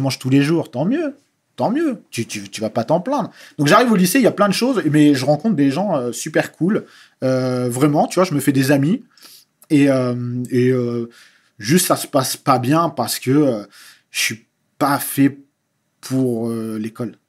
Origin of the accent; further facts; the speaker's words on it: France; je suis français